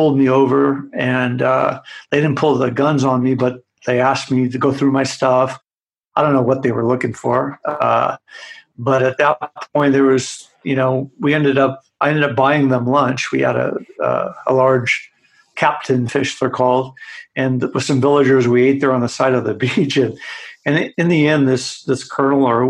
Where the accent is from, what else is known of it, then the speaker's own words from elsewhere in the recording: United States; as an American